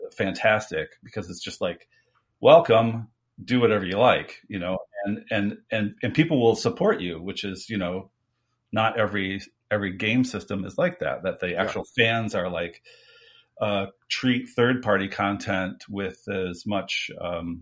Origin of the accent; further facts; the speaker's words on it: United States; I'm from America